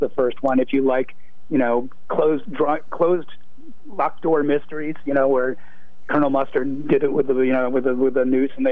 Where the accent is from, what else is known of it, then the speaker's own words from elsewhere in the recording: Brookline, Massachusetts, United States; moved away as an adult; also born or lived in New York; I grew up in Brookline, uh, went to college, then went, went down to New York for a couple of decades, and then came back in 2002